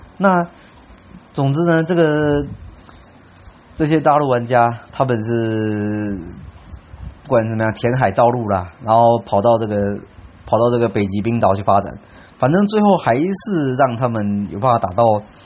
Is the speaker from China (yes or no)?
no; Taiwan; 他们知道我是台湾人